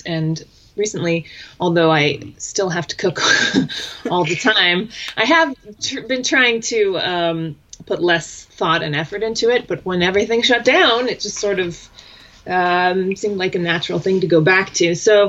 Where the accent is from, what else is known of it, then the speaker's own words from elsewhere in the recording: California, United States; now in Colorado, United States; I grew up in California. We moved around.